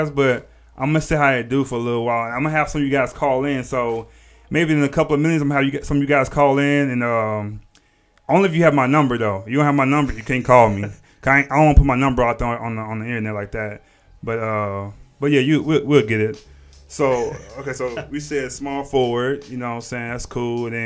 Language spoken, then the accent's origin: English; Texas, United States; We met at school, man. I came from Texas.